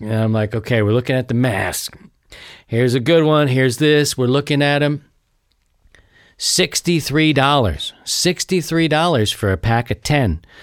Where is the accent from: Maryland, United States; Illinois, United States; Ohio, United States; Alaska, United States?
Maryland, United States; Baltimore; my hometown of Baltimore, Maryland